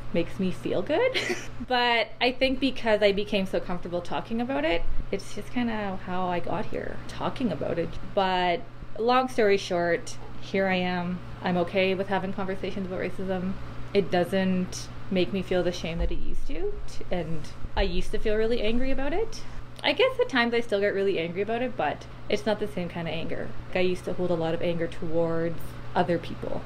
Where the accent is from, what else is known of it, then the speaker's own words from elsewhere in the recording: Saskatoon, Saskatchewan, Canada; moved away; I'm from Saskatoon, Saskatchewan